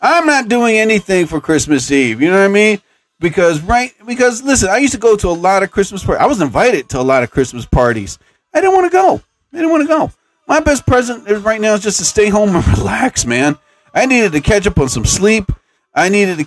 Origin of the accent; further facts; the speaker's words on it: New Jersey, United States; I'm from New Jersey